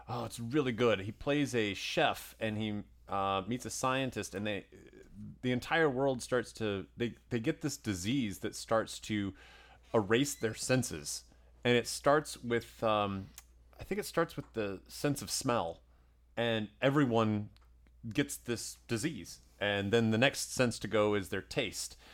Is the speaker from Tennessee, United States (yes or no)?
yes; Tennessee, United States; the whole neighborhood growing up in Tennessee